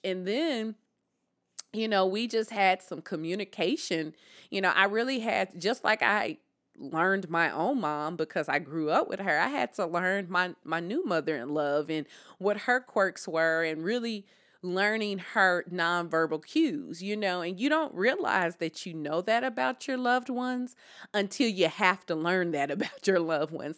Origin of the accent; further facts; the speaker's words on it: Deep South, United States; I am from the Deep South.